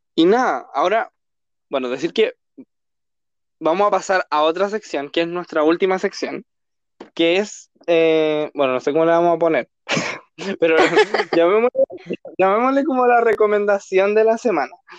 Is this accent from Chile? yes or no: yes; Chile; somos de Chile